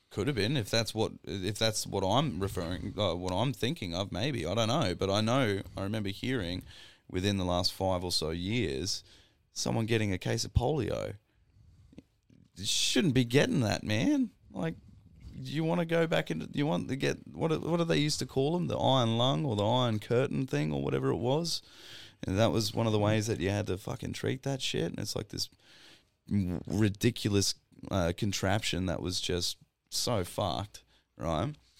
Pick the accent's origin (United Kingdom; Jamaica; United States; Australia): Australia; Grafton, New South Wales; born or raised there; now in Queensland, Australia